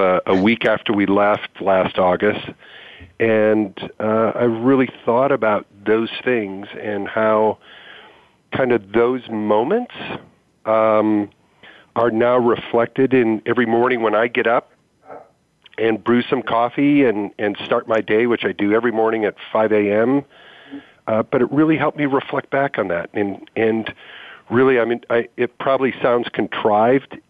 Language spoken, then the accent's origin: English; Michigan, United States; now in Portland, United States; I grew up in Michigan